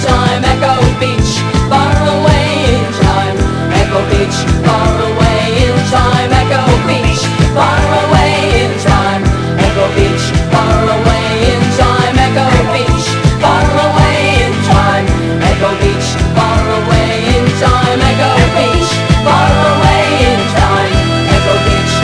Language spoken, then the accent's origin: English; Scotland, United Kingdom; Growing up in Scotland